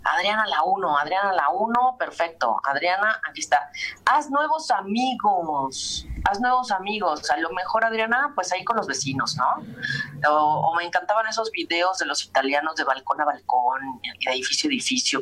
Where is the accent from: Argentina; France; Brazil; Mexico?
Mexico